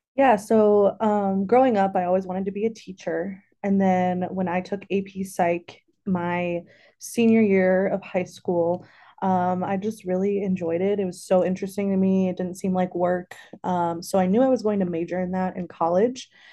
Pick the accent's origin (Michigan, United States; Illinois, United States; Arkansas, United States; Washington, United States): Illinois, United States; Bloomington; also born or lived in Madison, Wisconsin; now in Champaign, United States; I am from Central Illinois. I grew up in, uh, Bloomington, so not far from here